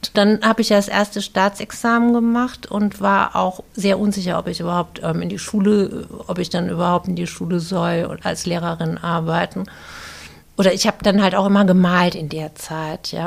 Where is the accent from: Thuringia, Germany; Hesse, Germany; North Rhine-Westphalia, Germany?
Hesse, Germany; Viernheim; in Firnheim groß geworden bin bei deutschen Pflegeeltern